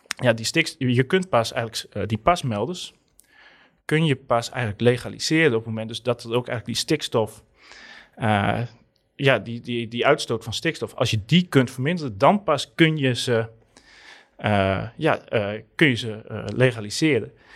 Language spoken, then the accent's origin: Dutch; Southeast Friesland, Netherlands; now in Groningen, Netherlands; ik kom uit Zuidoost-Friesland